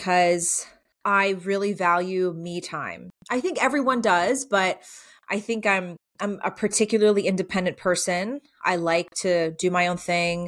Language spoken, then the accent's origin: English; South Georgia, United States; also born or lived in San Francisco / Virginia; now in Middle Tennessee, United States; I grew up in South Georgia, so not too far away from here.